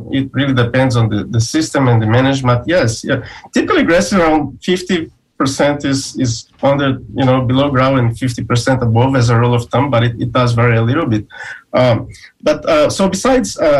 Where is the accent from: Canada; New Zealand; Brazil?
Brazil; now in Florida, United States; I'm originally from Brazil, and I did some work there with silver pasture